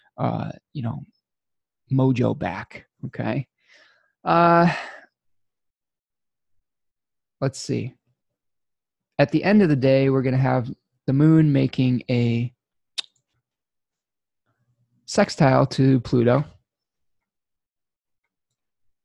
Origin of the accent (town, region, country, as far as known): United States